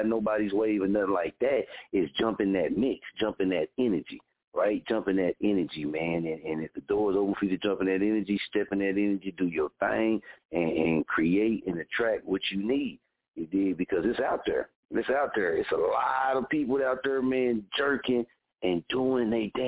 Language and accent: English; Oklahoma, United States; born or raised there